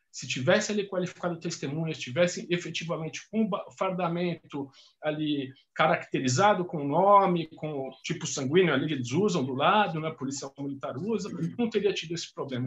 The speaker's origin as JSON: {"language": "Portuguese", "region": "São Paulo", "country": "Brazil", "said": "Sou de São Paulo"}